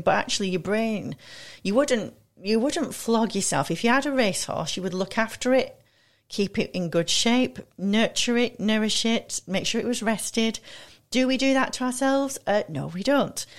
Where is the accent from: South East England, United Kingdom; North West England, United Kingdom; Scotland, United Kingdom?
North West England, United Kingdom; Manchester; moved away; also born or lived in London / Milan; I'm from Manchester originally